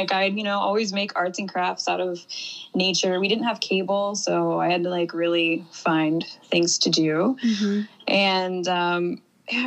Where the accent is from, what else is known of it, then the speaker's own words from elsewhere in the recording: Ohio, United States; now in Miami, United States; I grew up in a really tiny town in Ohio.